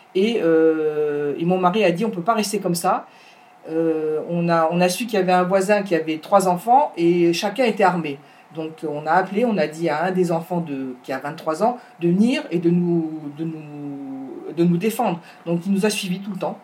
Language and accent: French; Paris, Île-de-France, France; moved away as an adult; also born or lived in Ashdod, Israel; now in Yesha, Israel; je viens de Paris, une vraie Parisienne